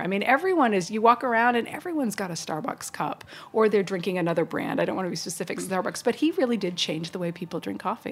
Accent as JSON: {"language": "English", "region": "East Coast", "country": "United States", "tie": "born or raised there", "also_born_or_lived": "Little Rock, Arkansas", "moved": "yes", "said": "growing up on the East Coast"}